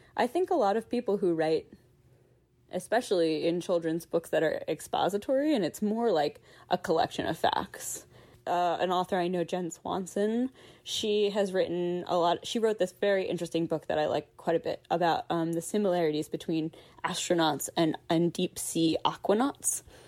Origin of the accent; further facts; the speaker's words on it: Philadelphia, Pennsylvania, United States; I'm from Philadelphia.